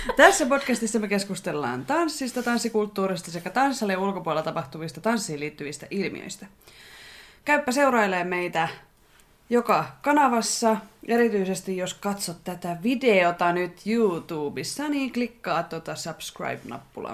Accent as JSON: {"language": "Finnish", "country": "Finland", "said": "olen Suomesta, joka on pieni kielialue ja pieni maa"}